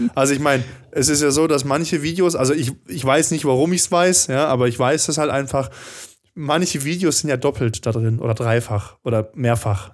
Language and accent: German; Baden-Württemberg, Germany; now in Stuttgart, Germany; ich bin ja eigentlich kein Schwabe, bin ja Badner, Südbadner.